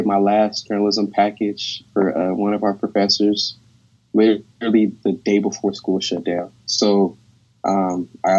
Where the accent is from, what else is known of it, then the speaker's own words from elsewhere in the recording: Carson, California, United States; I'm from Carson, California.